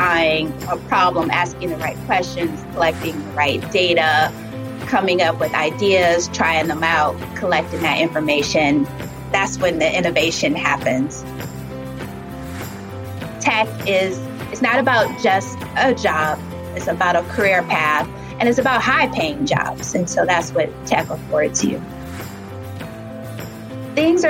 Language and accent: English; Detroit, Michigan, United States; moved away as an adult; now in Baltimore, United States; I was born in Baltimore and I was raised in Detroit